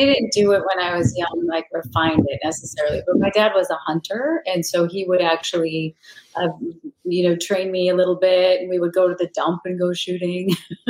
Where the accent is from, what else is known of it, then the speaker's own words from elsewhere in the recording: Minnesota, United States; Well, I'm from Minnesota, so I used to shoot in my backyard because that's what you do there.